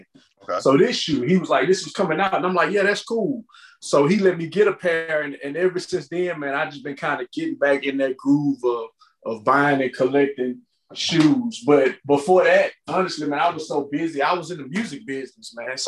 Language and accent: English; Richmond, Texas, United States; I'm a small town outside of Houston called Richmond